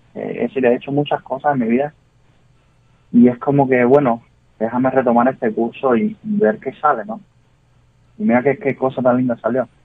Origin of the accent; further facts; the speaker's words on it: Cuba; moved away as an adult; now in United States; Cuba para mí es, primero que todo, es sangre, es crianza, es obviamente tu raíz